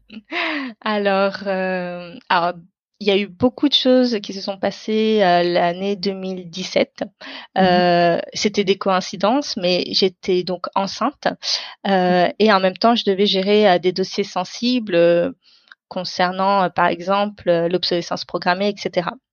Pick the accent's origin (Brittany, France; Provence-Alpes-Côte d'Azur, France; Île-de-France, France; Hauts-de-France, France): Île-de-France, France; beyond the Paris ring road; moved away as an adult; now in Paris, France; je suis française d'origine indienne. J'habite à Paris aujourd'hui, euh, mais je viens euh, d'au-delà du périph où j'ai mhm. grandi et jusqu'à mes études supérieures